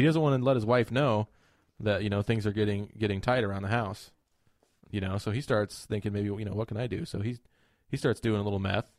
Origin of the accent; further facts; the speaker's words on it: United States; we grew up in pretty much the asshole of the entire U.S.